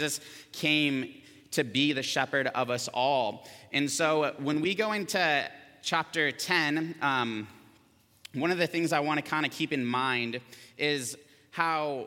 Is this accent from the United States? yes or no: yes; Camarillo, California, United States; I grew up here in Camarillo